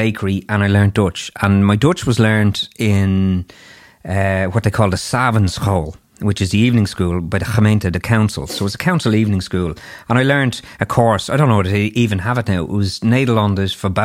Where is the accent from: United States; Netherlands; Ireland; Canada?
Ireland; as an Irish person